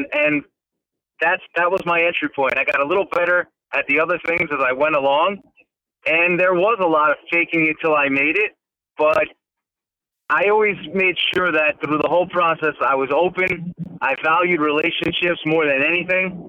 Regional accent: New York, United States; I'm from New York.

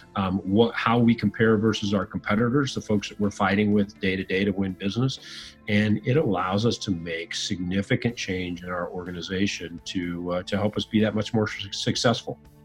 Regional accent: Fort Wayne, Indiana, United States; I uh, grew up in northern Indiana, city called Fort Wayne

